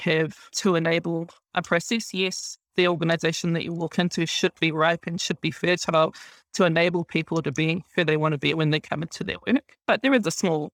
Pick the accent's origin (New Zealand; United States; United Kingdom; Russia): New Zealand; I've been brought up here in Aotearoa